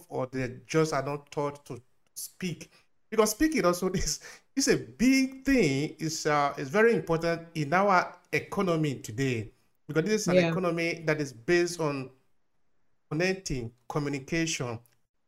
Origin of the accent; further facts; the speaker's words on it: Nigeria; we are both from Nigeria